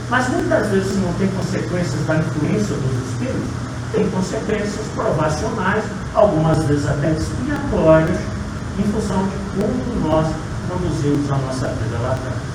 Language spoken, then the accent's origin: Portuguese; Paraíba do Sul, Rio de Janeiro, Brazil; Eu sou natural lá de Paraíba do Sul.